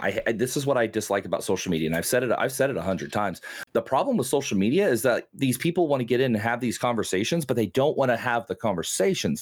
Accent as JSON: {"language": "English", "region": "Oklahoma", "country": "United States", "said": "I'm from Oklahoma."}